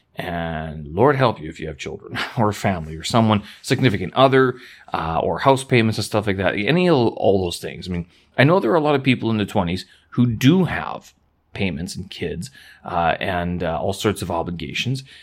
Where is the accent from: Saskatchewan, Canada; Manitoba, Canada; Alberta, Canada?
Manitoba, Canada; Winnipeg; now in Beijing, China; back to my hometown, to Winnipeg